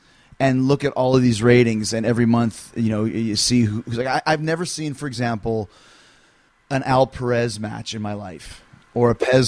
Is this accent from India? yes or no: no; Winnipeg, Manitoba, Canada; when I grew up in Winnipeg, up in Canada